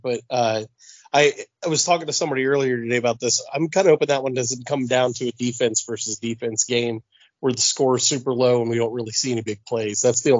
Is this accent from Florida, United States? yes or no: yes; Orlando, Florida, United States; I'm from Orlando.